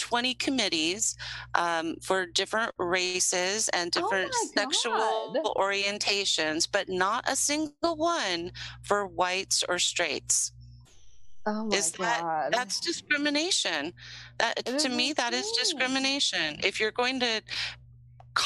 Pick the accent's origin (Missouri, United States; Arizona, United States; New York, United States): Arizona, United States; I grew up in Arizona